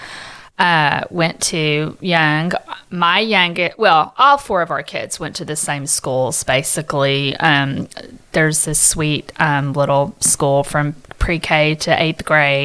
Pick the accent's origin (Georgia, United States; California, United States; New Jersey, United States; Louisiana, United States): Louisiana, United States; now in Dallas, United States; I was raised in Louisiana, but I've been here for over 20 years